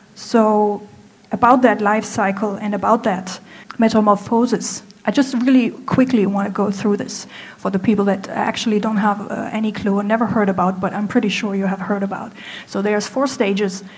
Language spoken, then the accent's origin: English; Germany; moved away as an adult; now in Hangzhou, China; I'm from Germany, I'm 33 years old